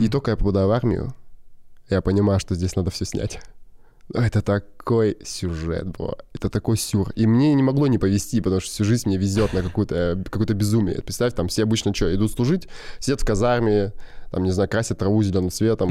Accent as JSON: {"language": "Russian", "area": "near Irkutsk", "region": "Irkutsk Oblast", "country": "Russia", "tie": "born or raised there", "also_born_or_lived": "Krasnodar Krai", "said": "мы жили в поселке Алха. Это под Иркутском. Мы типа переехали из Краснодара. Да. Вот. Ой, с Краснодарского, Краснодарского края."}